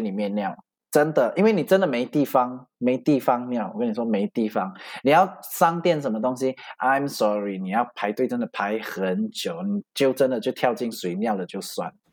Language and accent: Chinese; Malaysia; 然后我马来西亚